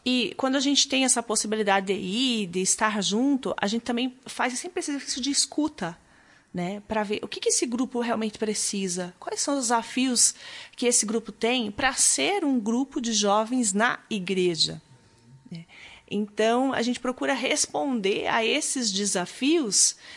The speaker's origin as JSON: {"language": "Portuguese", "town": "Maringá", "region": "Paraná", "country": "Brazil", "tie": "born or raised there", "also_born_or_lived": "Curitiba", "said": "eu sou paranaense, nasci no norte do Paraná, em Maringá. Lá já me envolvia com grupos de jovens desde muito cedo"}